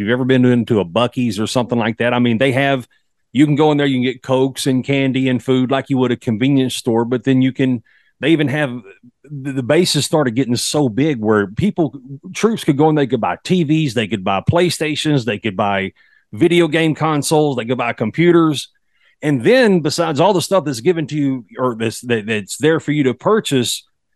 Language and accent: English; Texas, United States; accent: Texas; fellow Texas boy